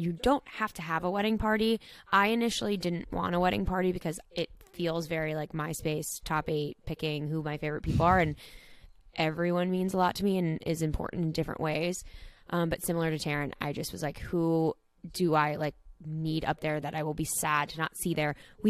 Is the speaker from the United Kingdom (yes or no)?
no; San Antonio, Texas, United States; I'm 21 and from San Antonio, Texas.